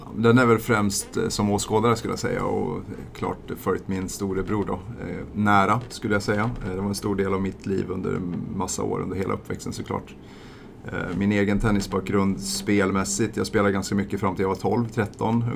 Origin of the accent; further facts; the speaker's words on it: eastern Värmland, Sweden; Saxå Golfklubb, där jag kommer ifrån, i östra Värmland